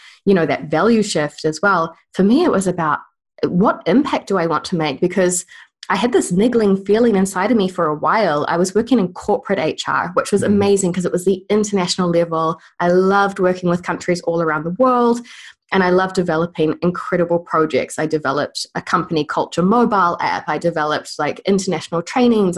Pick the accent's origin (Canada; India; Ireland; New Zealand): New Zealand; accent: New Zealand; I've moved back home to New Zealand